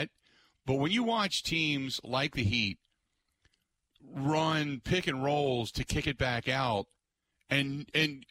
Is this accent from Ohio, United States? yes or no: yes; Cincinnati, Ohio, United States; moved away; I grew up in Cincinnati, Ohio